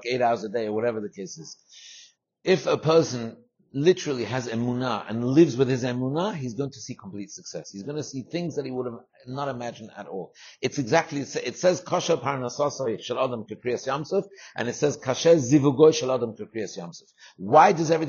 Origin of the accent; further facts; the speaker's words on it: London, United Kingdom; moved away; my house in England, where I grew up in London.